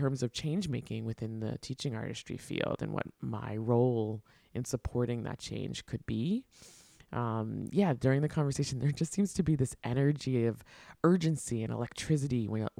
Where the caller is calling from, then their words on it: Brooklyn, New York, United States; I am joining from the Stolen Lands Water and Air, stewarded by the Munsee, Lenape, and Canarsie Nations in what is currently known as Brooklyn, New York